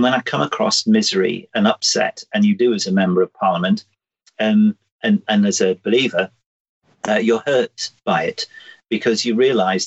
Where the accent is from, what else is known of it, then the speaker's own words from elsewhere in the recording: the North West, North West England, United Kingdom; I grew up in the Northwest.